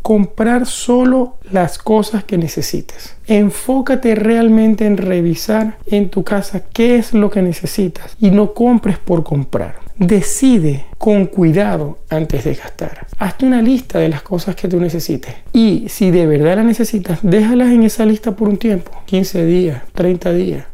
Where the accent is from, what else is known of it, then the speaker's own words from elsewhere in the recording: Venezuela; Venezuela, es el país de donde vengo